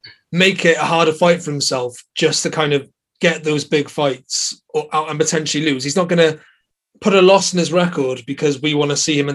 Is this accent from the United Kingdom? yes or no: yes; Welsh, Wales, United Kingdom; You know, we are supposed to sit on the fence, but we are both Welsh and we are rooting for our man Liam Williams.